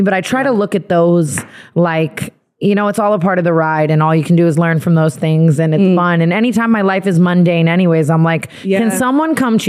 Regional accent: Las Vegas, Nevada, United States; I was born in Vegas

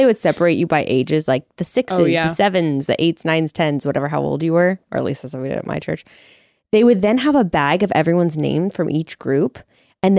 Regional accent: Fresno, California, United States; I'm from Fresno.

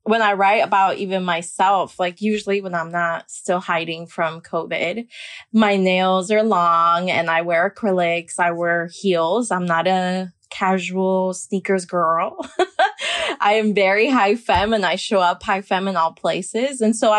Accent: Miami, Florida, United States; Miami's an intense place, I think, because it is a bubble of a lot of Caribbean folk.

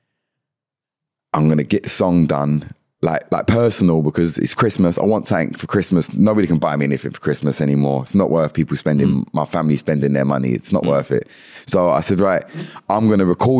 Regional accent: London, United Kingdom; born or raised there; now in Kent, United Kingdom

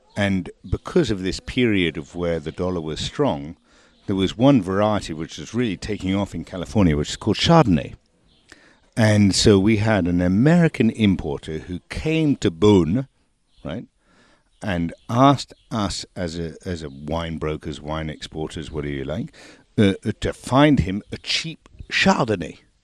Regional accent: England, United Kingdom; now in France; I was born in England, and I am here talking to you from the south of France

